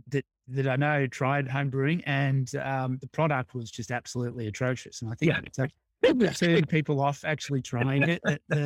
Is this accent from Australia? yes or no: yes; Australia; Because I think that's something that in Australia some people toy with a bit, but it's at least when I was growing up, it wasn't necessarily the norm.